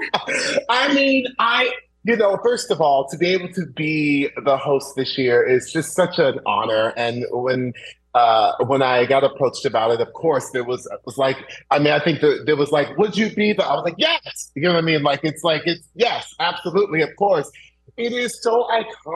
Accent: Orlando, Florida, United States; as a little Black boy growing up in Orlando, Florida

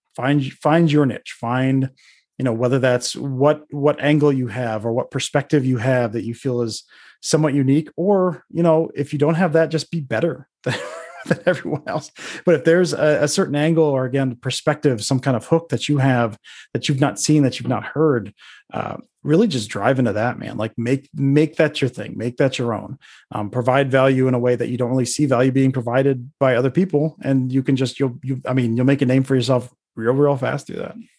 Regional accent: Detroit, Michigan, United States; moved away; I'm from the Detroit area initially. My family's from Michigan

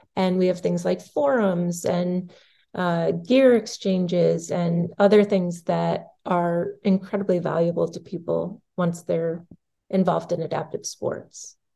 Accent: Massachusetts, United States; I grew up in Massachusetts

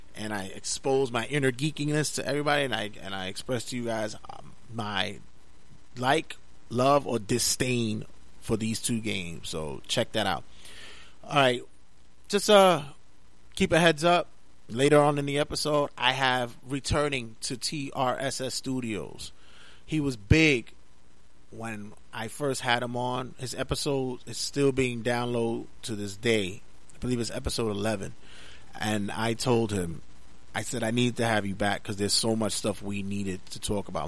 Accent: New York City, New York, United States; Growing up in Brooklyn, New York, and and having to be in, in such a rough and tumble neighborhood

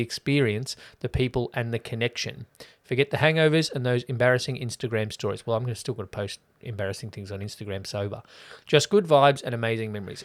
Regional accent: the West, Victoria, Australia; I'm from the West

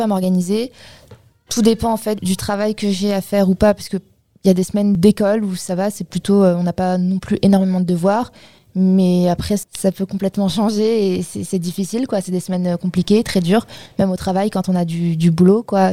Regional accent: Paris, Île-de-France, France; Je viens de Paris. Euh, j'habite dans le 15e. Et euh, j'ai fait toute ma scolarité en banlieue parisienne et mon lycée à Paris

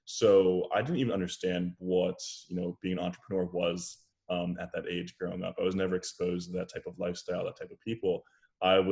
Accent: Flemington, New Jersey, United States; moved away as an adult; now in California, United States; I'm from a small town in central New Jersey called Flemington

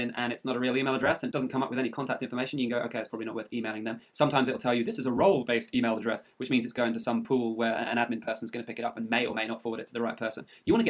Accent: United Kingdom; I am technically British.

